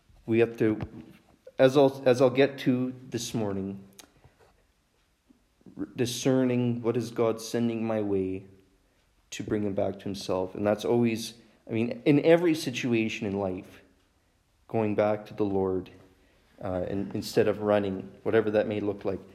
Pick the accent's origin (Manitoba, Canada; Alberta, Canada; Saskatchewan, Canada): Saskatchewan, Canada; I'm from Oakla, Saskatchewan. Don't hold that against me that I'm from Saskatchewan.